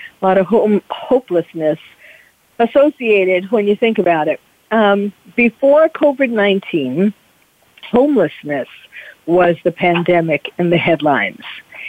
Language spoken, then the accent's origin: English; New York City, New York, United States; moved away as an adult; now in California, United States; as someone who was born and bred in New York City